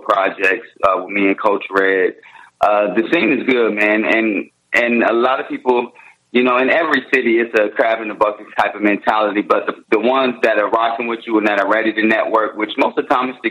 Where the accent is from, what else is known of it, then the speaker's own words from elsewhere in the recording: Indianapolis, Indiana, United States; also born or lived in Bloomington, Indiana / Philadelphia / Florida / California; I was born in Bloomington, Indiana, lived in Indianapolis.